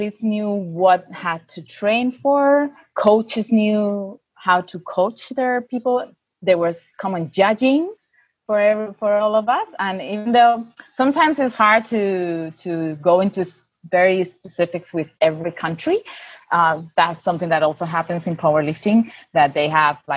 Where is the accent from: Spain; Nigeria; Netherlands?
Spain; I'm from Spain.